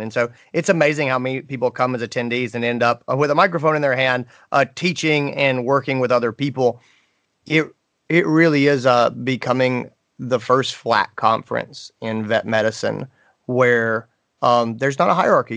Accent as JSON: {"language": "English", "town": "Greenville", "region": "South Carolina", "country": "United States", "tie": "born or raised there", "said": "my hometown, Greenville, South Carolina."}